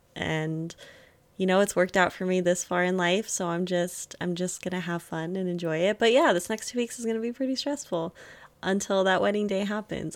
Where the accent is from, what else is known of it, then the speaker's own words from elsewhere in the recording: Germany; moved away; I was born in Germany.